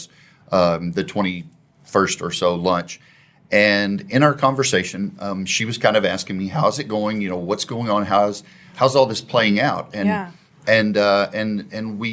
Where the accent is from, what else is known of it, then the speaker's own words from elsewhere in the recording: Waxahachie, Texas, United States; now in Plano, United States; I was born in Waxahachie